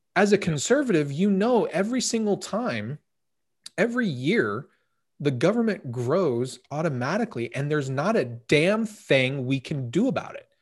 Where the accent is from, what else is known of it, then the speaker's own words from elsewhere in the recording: United States; we as American citizens